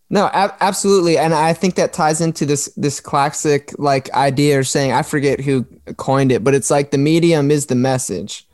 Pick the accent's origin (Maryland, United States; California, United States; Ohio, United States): Maryland, United States; moved away as an adult; also born or lived in South Florida; I'm from Maryland. I moved myself and my wife from here, away from all of our family, down to South Florida